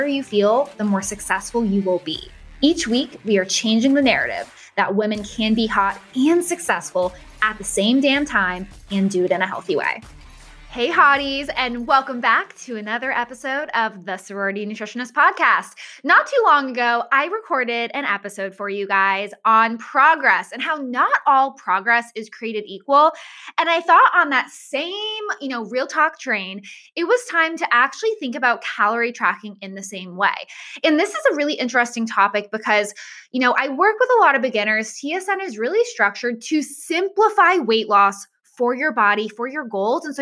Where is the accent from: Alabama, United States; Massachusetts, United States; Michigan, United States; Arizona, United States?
Massachusetts, United States; moved away as an adult; also born or lived in Florida; I moved from Massachusetts to Florida.